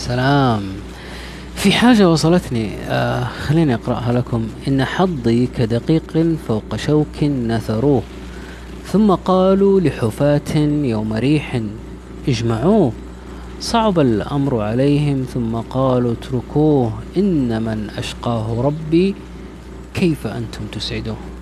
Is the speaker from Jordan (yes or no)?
no; Riyadh, Riyadh Province, Saudi Arabia; انا من الرياض